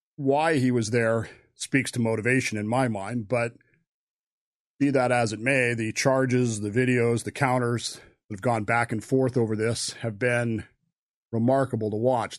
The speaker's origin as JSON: {"language": "English", "town": "Modesto", "region": "California", "country": "United States", "tie": "born or raised there", "said": "Modesto, California"}